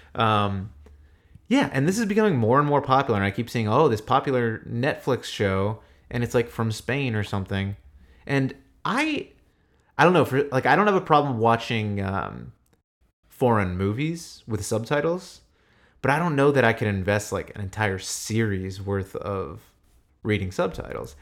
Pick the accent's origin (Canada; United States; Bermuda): United States; I'm American.